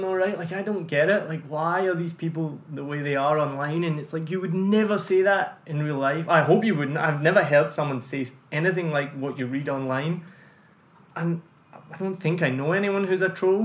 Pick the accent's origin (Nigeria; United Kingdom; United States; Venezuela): United Kingdom; now in Ho Chi Minh City, Vietnam; I went back to the UK